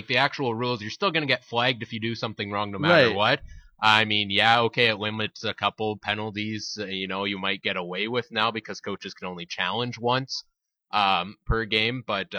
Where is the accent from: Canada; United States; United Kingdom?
Canada; Winnipeg, Manitoba; we're from Winnipeg